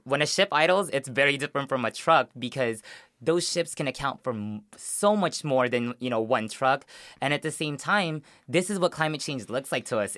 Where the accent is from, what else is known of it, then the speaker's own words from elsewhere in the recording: Long Beach, California, United States; also born or lived in Philippines; Long Beach where I grew up. In West Long Beach, that's where I moved when I came from the Philippines